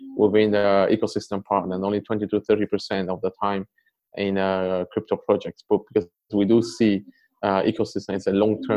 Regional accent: Poland; also born or lived in Taiwan / Canada; I grew up in Poland

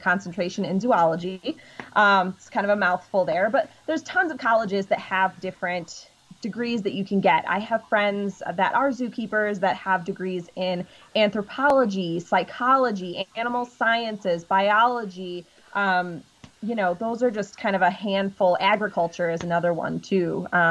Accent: Illinois, United States; Yeah, I grew up in Illinois. So I'm originally from Illinois.

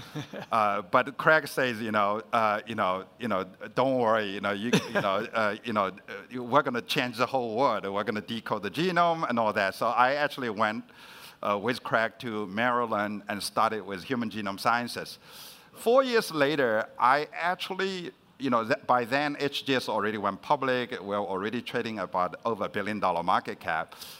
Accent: China; moved away; I was growing up in China, and my parents was uh, sent to the countryside to be re-educated. So I actually grew up with my grandmother.

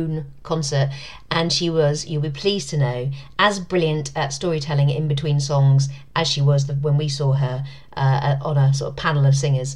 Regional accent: London, United Kingdom; my hometown

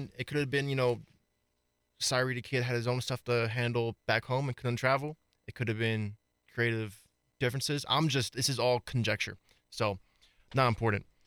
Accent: East Coast, United States; moved away; I'm not from Colorado, I'm from, I'm from the East Coast

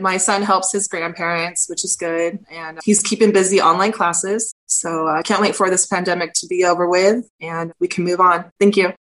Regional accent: Iipay Nation of Santa Ysabel, San Diego County, California, United States; I'm from the Ipai Nation of San Isabel. My tribe is located in the mountains of San Diego

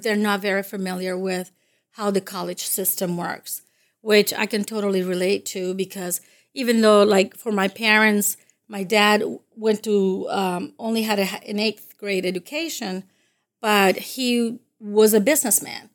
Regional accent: Dominican Republic; first language Spanish; English is a second language; also born or lived in Massachusetts; now in United States; I'm from the Dominican Republic, and, uh, I came to this country in the late seventies.

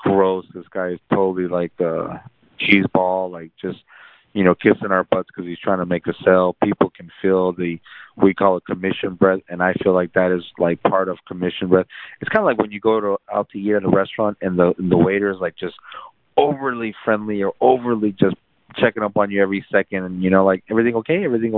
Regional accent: San Antonio, Texas, United States; also born or lived in South Korea / Laredo, Texas; now in McAllen, United States; I grew up in San Antonio. I lived in Laredo

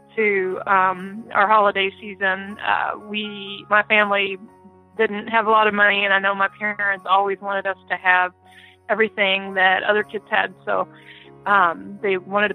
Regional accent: United States; moved away as an adult; also born or lived in Kentucky / Indiana / Gabon; I grew up in Kentucky and Indiana

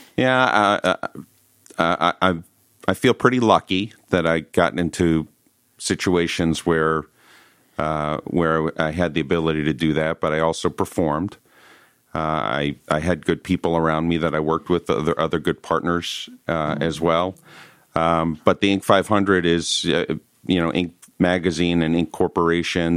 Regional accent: Northeast, United States; moved away; I'm originally from the Northeast

